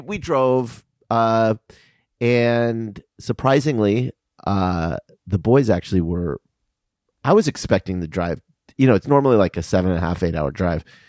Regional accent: Tucson, Arizona, United States; moved away; I'm from Tucson, and my parents are in Tucson

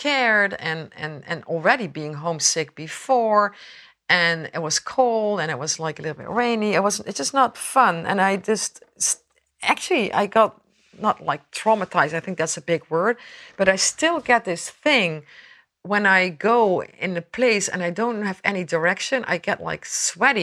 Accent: Netherlands; now in Princeton, United States; I'm Dutch. I'm from Holland, actually, the Netherlands.

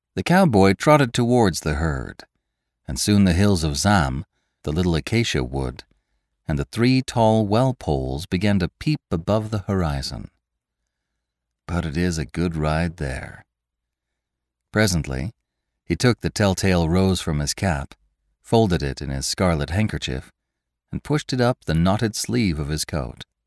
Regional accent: the West, United States; I'm from the West myself

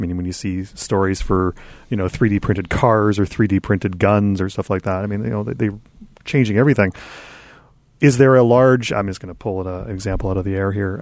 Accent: Canada; as the Canadian interloper

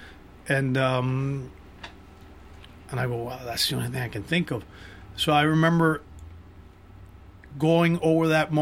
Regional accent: Miami, Florida, United States; now in Los Angeles, United States; I grew up in Miami, like you said. I was born and raised in Miami.

